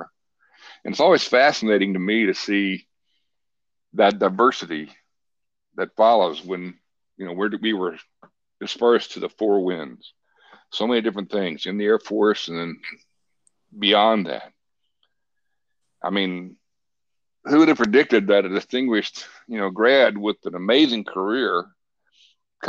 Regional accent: Port Neches, Texas, United States; also born or lived in South Florida; now in Niceville, United States; I grew up in a small southeast Texas town on the Gulf Coast called Port Neches.

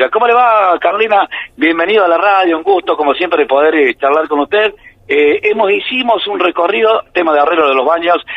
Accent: Buenos Aires, Argentina; Yo soy de, yo soy de Buenos Aires, eh, vivía en Villanueva y ahora estoy acá en el hogar.

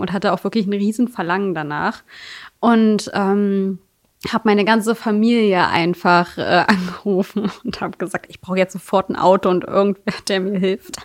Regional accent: Magdeburg, Saxony-Anhalt, Germany; in meiner äh, alten Heimat, also Magdeburg trotzdem, ich komme auch aus Magdeburg, aber in Sudenburg

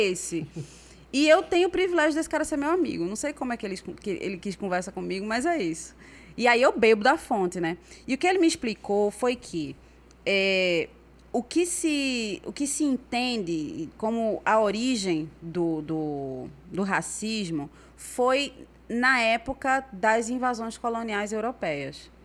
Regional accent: Brazil; moved away as an adult; also born or lived in Recife; now in Senegal; eu cresci aqui no Brasil

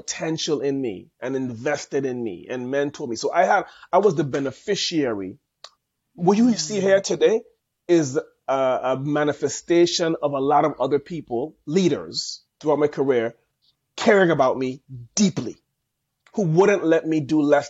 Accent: St. Thomas, U.S. Virgin Islands; accent: Caribbean; I'm proudly born and raised in specifically in St. Thomas in the U.S. Virgin Islands.

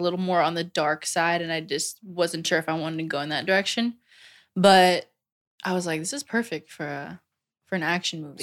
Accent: New Jersey, United States; also born or lived in Old Bridge, New Jersey / Manalapan, New Jersey; I was born and raised in New Jersey

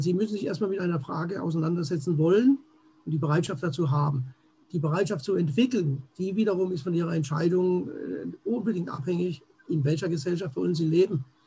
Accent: Germany; hier bei uns in Deutschland

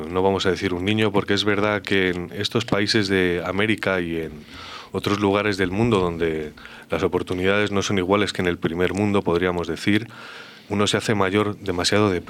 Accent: Colombia; Soy de Colombia. Vengo de Colombia.

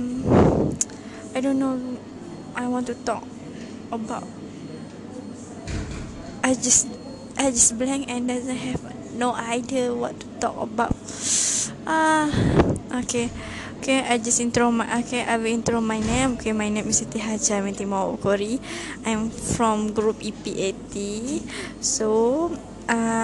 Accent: Kedah, Malaysia; English is a second language; I'm from Kedah

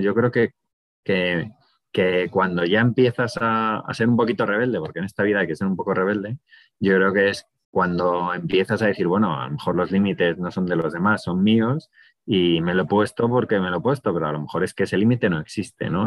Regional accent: Madrid, Community of Madrid, Spain; Mis padres no, porque mi padre es de Málaga, mi madre es de Ávila, y al final vinieron a estudiar a Madrid y, mis hermanos y yo nacimos en Madrid

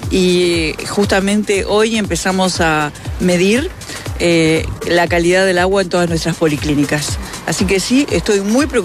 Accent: Uruguay; general como uruguaya

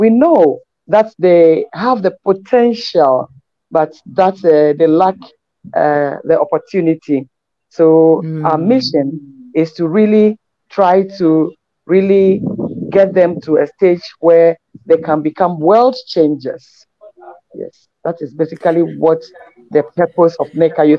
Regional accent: Ghana; I'm really a Ghanaian.

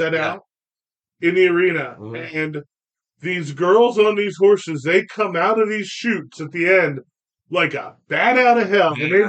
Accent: Pennsylvania, United States; now in Texas, United States; I grew up in Pennsylvania. Pennsylvania is Philly, Pittsburgh, and Kentucky in between.

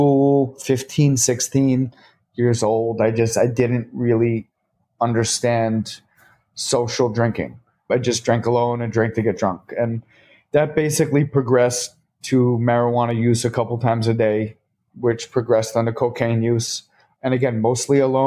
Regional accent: Short Hills, New Jersey, United States; now in New York City, United States; I'm from North Jersey. Grew up in a great town, Short Hills, New Jersey

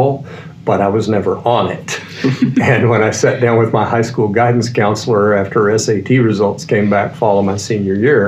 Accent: Waco, Texas, United States; I grew up in Waco.

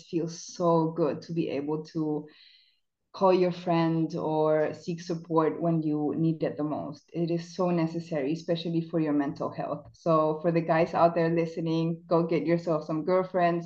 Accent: Chile; English is a second language; now in Germany; So I'm South American. I was born in Chile

